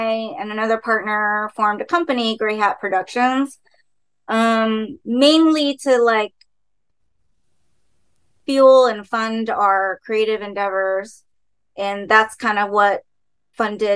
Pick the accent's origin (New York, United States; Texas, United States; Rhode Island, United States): Texas, United States; Dallas; now in Los Angeles, United States; Dallas, my hometown